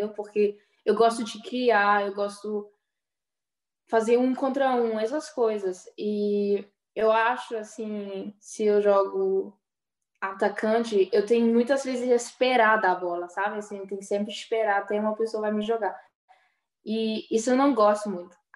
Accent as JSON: {"language": "Portuguese", "country": "Brazil", "said": "Eu acho é porque eu sou brasileira, né?"}